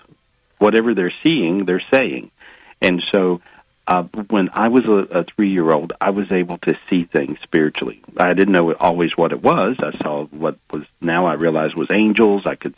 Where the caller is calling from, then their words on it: North Carolina, United States; I'm in North Carolina. It's really pretty.